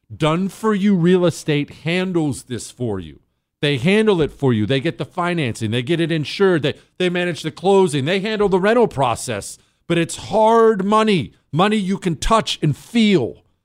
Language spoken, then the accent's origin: English; Toronto, Ohio, United States; moved away; also born or lived in Steubenville, Ohio; I was born in Steubenville, Ohio, grew up when I was ten, until I was ten in Toronto, Ohio